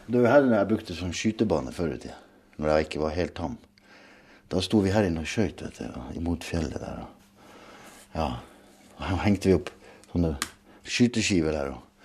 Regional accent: Hammerfest, Finnmark, Norway; Jeg kommer fra Nord-Norge. Hammerfest. Verdens nordligste by. Visste du det? Gjorde du ikke det?

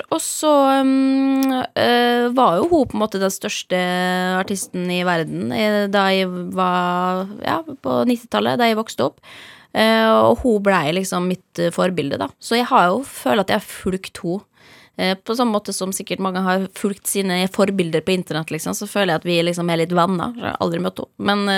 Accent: Molde, Møre og Romsdal, Norway; Bodde mye på bygda også i perioder der ute, men da jeg vokste opp i Molde by, ja.

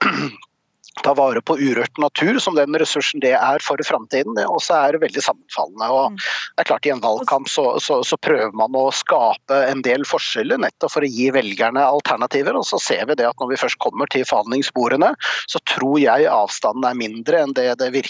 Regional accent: Oslo, Norway; Jeg er sjøl fra Oslo øst, og jeg veit forskjellen forskjellen på Oslo øst og vest.

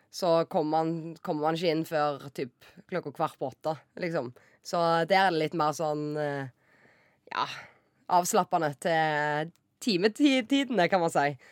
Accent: Norway; moved away as an adult; also born or lived in Romania / Denmark / North Macedonia; bo hjemme i Norge

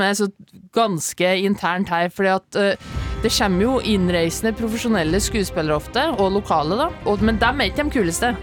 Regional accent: Ytterøya, Trøndelag, Norway; also born or lived in Inderøy; now in Oslo, Norway; Jeg er fra Ytterøya

